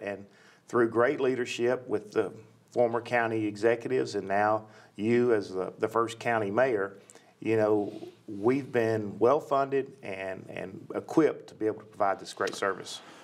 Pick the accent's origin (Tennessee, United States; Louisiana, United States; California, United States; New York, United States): Tennessee, United States; Nashville; I grew up in Nashville, and uh, West Nashville to be specific